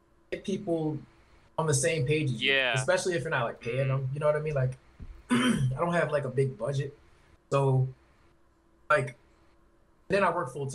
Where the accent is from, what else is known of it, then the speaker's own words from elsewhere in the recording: Baltimore, Maryland, United States; I'm just from Baltimore